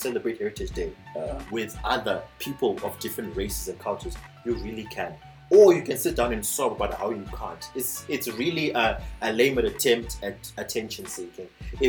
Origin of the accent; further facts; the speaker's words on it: Zimbabwe; now in South Africa; I'm Shona. I'm from Zimbabwe.